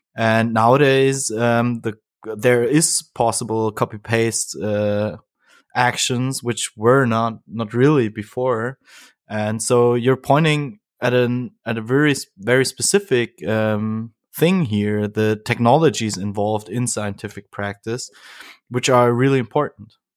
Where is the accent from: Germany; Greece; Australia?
Germany; Bavaria; I'm also from Bavaria